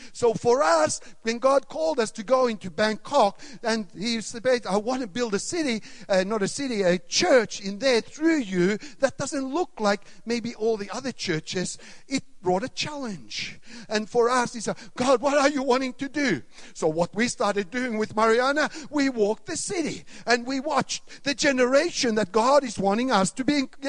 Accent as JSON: {"language": "English", "country": "Sweden", "tie": "born or raised there", "also_born_or_lived": "Finland / Australia / Canada", "lives_now": "Thailand", "said": "I was born in Sweden. I grew up in Sweden, Finland, Australia, Canada, and Thailand, 24 years now."}